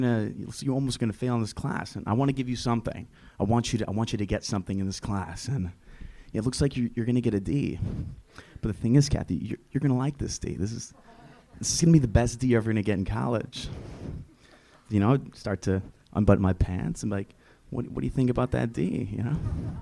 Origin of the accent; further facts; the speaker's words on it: Cleveland, Ohio, United States; From Ohio